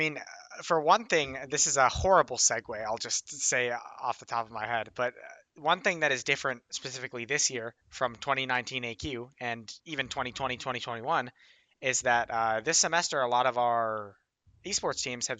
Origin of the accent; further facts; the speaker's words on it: Illinois, United States; I'm from Illinois.